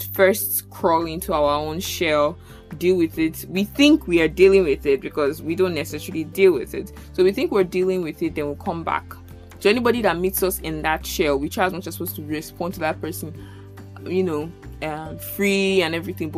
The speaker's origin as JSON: {"language": "English", "town": "Abuja", "region": "Federal Capital Territory", "country": "Nigeria", "tie": "born or raised there", "moved": "as an adult", "lives_now": "Lagos, Nigeria", "said": "from primary school in Abuja to like university"}